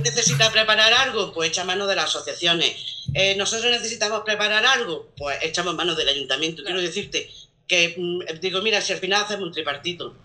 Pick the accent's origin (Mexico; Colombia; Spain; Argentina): Spain; Macael, Andalusia; moved away as an adult; now in Bayarque, Spain; yo no soy nacida aquí, yo soy de Macael